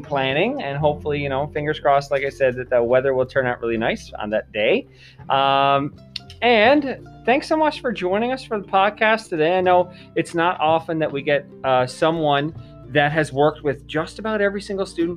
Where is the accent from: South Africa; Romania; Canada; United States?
Canada; Mount Pearl, Newfoundland and Labrador; God's country. That's where I'm from as well.